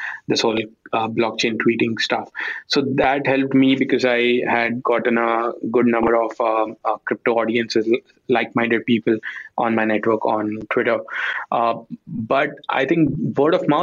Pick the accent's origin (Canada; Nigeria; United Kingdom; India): India; as an Indian